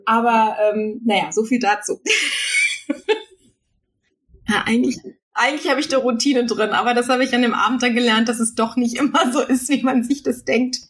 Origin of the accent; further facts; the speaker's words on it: Düsseldorf, North Rhine-Westphalia, Germany; ich komme aus Düsseldorf